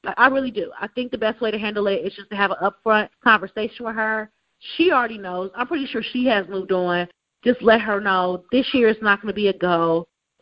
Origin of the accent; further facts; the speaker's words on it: Cleveland, Ohio, United States; moved away; My family, we're from Cleveland. My daddy grew up in Cleveland, okay? We grew up in Cleveland.